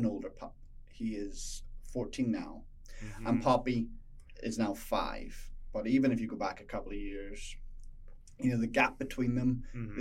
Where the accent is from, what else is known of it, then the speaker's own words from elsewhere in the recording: Northern Ireland, United Kingdom; moved away as an adult; also born or lived in London / Stoke-on-Trent; now in Vernon, Canada; I'm from Northern Ireland. Right. So I was born there. I lived there for 20 years, and then I moved to London for 2 years, and then I moved to a place called Stoke-on-Trent for 4 years